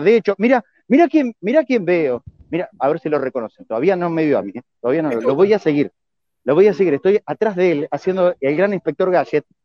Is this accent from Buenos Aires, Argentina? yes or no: yes; Buenos Aires, Argentina; accent: porteño; yo que vengo de Buenos Aires